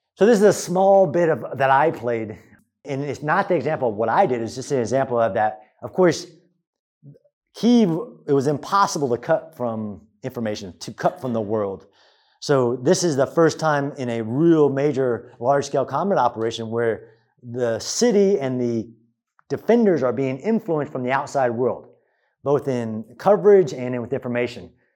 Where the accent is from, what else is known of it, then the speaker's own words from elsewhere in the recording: United States; as an American